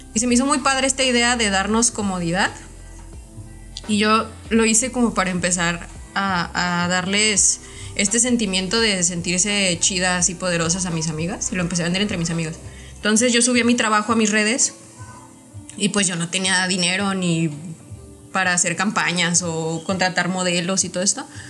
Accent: Mexico; idolatramos como mexicanos

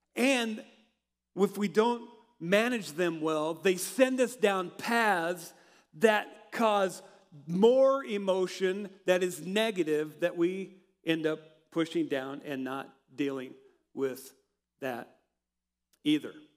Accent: Hershey, Nebraska, United States; moved away as an adult; also born or lived in Denver, Colorado; growing up in Hershey, and uh, I went to Colorado Christian University in Denver

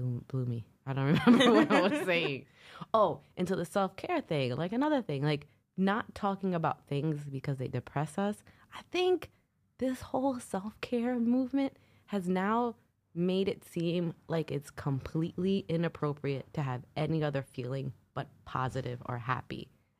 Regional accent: New York, United States; I'm from New York.

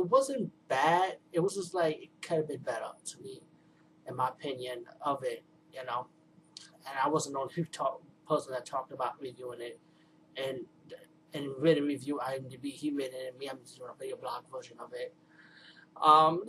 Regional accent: New York City, New York, United States; I'm from the Bronx

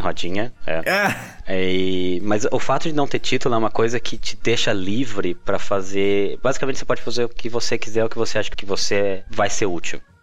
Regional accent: Botucatu, São Paulo, Brazil; moved away; Sou do interior de São Paulo

